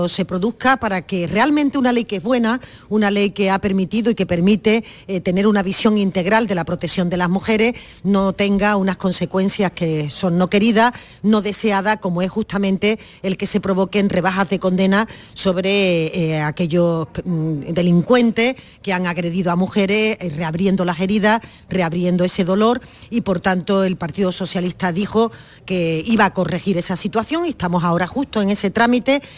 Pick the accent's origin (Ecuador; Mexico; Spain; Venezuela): Spain; Andalusia; Bueno, pues entonces ahí creo yo que es muy importante que nosotros nos expresemos como andaluces y tengamos la capacidad de sentirnos orgullosos